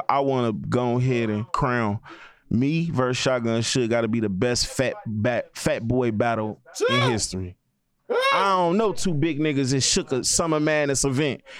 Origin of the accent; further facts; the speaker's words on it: Chicago, Illinois, United States; I'm from Chicago. You know what I'm saying?